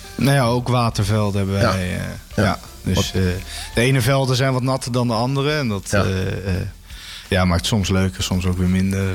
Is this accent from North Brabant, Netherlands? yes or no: no; Houten, Utrecht, Netherlands; moved away as an adult; now in Rotterdam, Netherlands; geboren in Houten, getogen in Houten